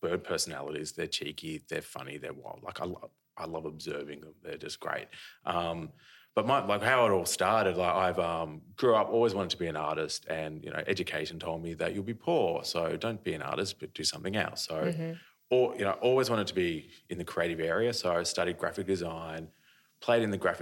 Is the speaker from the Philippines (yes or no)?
no; Australia; I'm an Australian artist